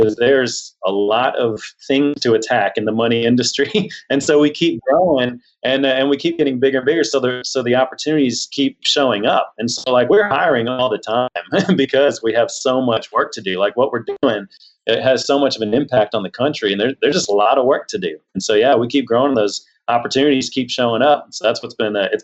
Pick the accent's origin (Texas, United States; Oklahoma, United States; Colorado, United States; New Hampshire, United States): Texas, United States; Houston; I grew up in Texas. I grew up down in Houston